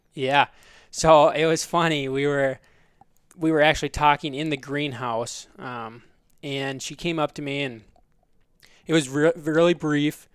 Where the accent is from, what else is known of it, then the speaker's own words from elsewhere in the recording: Belle Plaine, Minnesota, United States; also born or lived in South Dakota; I grew up in Belle Plaine, Minnesota